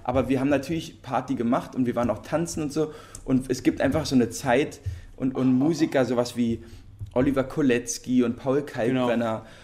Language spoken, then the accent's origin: German; Berlin, Germany; wir sind ja Berliner und in, also Berlin geboren und in Berlin aufgewachsen